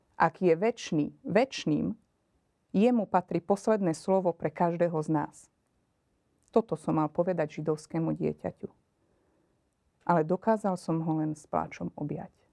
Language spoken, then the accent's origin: Slovak; Margecany, Košice Region, Slovakia; pochádzam z východného Slovenska, z Margecian.